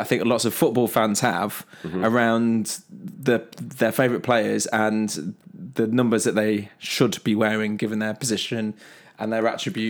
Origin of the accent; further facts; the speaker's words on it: Long Eaton, East Midlands, United Kingdom; So, I'm from the Derbyshire, Nottinghamshire borders, slash suburbs, a place called Long Eaton, which is slap bang in the middle of the two.